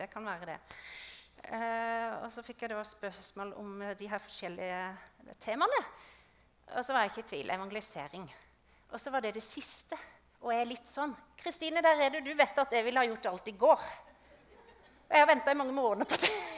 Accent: Østre Moland, Agder, Norway; moved away as an adult; now in Vegårshei, Norway; Jeg er oppvokst i Østre Moland

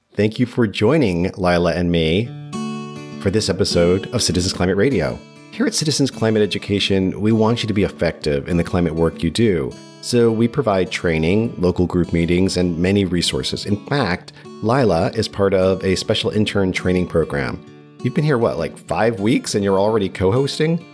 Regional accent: New York, United States; earlier in life as a New Yorker

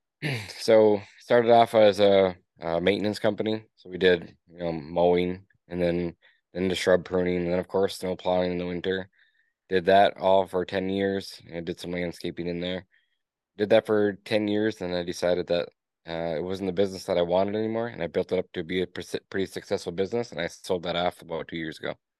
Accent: Escanaba, Michigan, United States; I was born and raised in Escanaba, Michigan, in the Upper Peninsula of Michigan

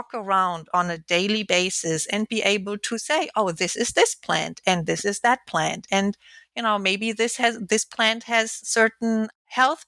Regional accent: Alfeld, Lower Saxony, Germany; moved away; also born or lived in Kiel, Germany; I was born in Kiel, which is located at the Baltic Sea. And then I grew up in Lower Saxony

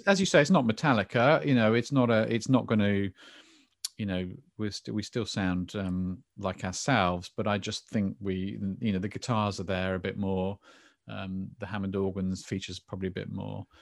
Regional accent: England, United Kingdom; I'm very English

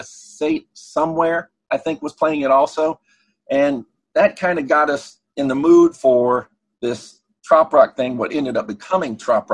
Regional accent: Texas, United States; And of course, we're from Texas.

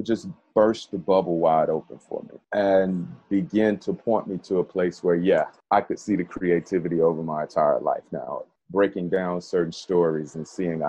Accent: Birmingham, Alabama, United States; moved away; It was a weird feeling growing up in Birmingham, because it was all I knew

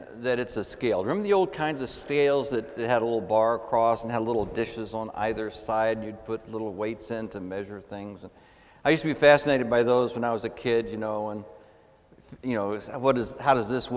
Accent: Texas, United States; I grew up in Texas in the Southern evangelical tradition

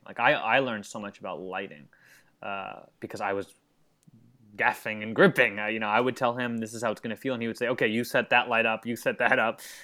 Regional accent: Long Island, New York, United States; moved away as an adult; now in Los Angeles, United States; New York, Long Island, where I grew up

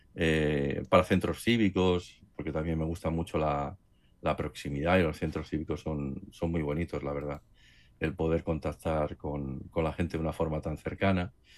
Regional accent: Barcelona, Catalonia, Spain; moved away as an adult; also born or lived in Madrid; aunque yo soy nacido aquí en Barcelona, pero como estuve trabajando en Madrid, pues al trasladarme aquí a, Barcelona

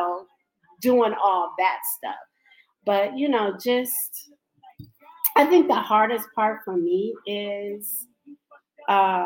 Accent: Ohio, United States; I'm from Ohio

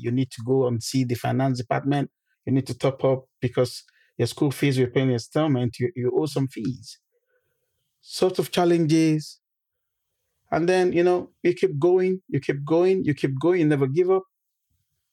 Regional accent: Nigeria; moved away as an adult; also born or lived in Manchester, United Kingdom / Jos, Nigeria; now in United Kingdom; I'm from Nigeria originally. I came to this country the fall of 2006.

